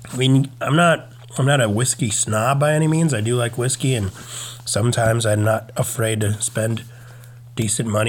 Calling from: Virginia, United States; I'm recording from Virginia.

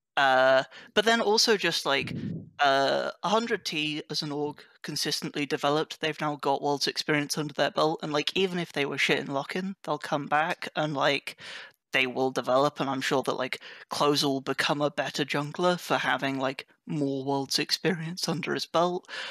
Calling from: Oxford, South East England, United Kingdom; I am calling from Oxford, England, United Kingdom

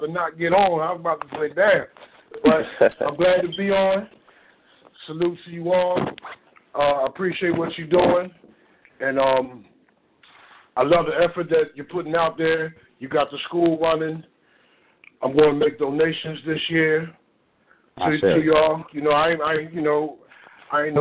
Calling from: Philadelphia, Pennsylvania, United States; I'm calling from Philadelphia.

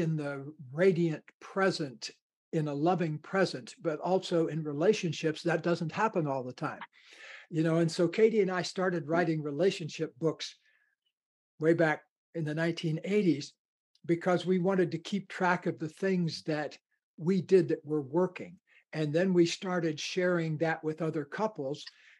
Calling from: Ojai, California, United States; I live in Southern California in a beautiful kind of a desert mountain valley about 11 miles from the ocean called Ojai, O-J-A-I.

